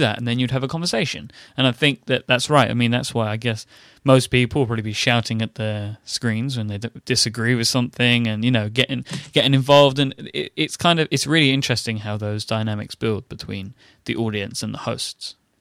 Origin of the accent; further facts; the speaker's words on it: ExCeL, London, United Kingdom; it was sort of in my hometown, so I was there. It was in a huge exhibition center that we have called the X L